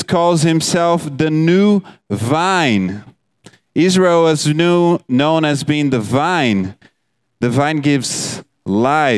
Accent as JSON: {"language": "English", "country": "Brazil", "moved": "yes", "said": "I'm from Brazil"}